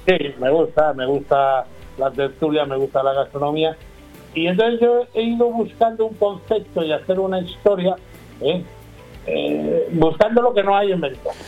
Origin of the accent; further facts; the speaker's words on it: Talavera de la Reina, Castilla-La Mancha, Spain; Yo soy de Talavera de la Reina